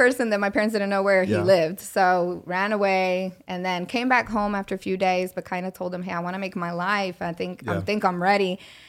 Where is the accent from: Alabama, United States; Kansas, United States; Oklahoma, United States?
Oklahoma, United States; Minco; English is a second language; there weren't a lot of Hispanics growing up in Minco.